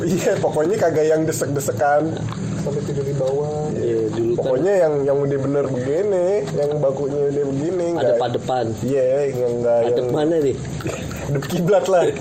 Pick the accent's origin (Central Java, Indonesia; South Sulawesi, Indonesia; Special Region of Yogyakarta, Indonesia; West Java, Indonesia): Central Java, Indonesia; Blora; orang Jawa kan ya gue kan dari Blora cepu